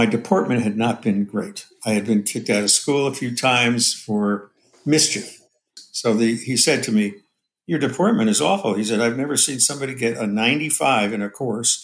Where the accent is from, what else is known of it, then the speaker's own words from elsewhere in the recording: Paterson, New Jersey, United States; now in Hayward, United States; I grew up in Paterson, New Jersey, which was an industrial town, very blue-collar